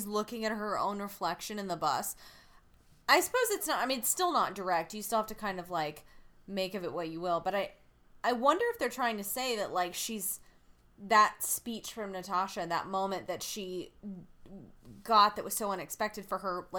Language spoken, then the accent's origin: English; the South, United States; I'm from the South.